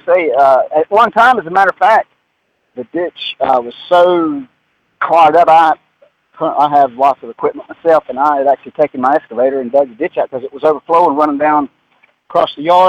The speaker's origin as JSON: {"language": "English", "town": "Mooresville", "region": "North Carolina", "country": "United States", "tie": "born or raised there", "said": "I'm born and raised in Mooresville. I've been here more than 60 years. And I grew up on a street that did not have curb and gutter."}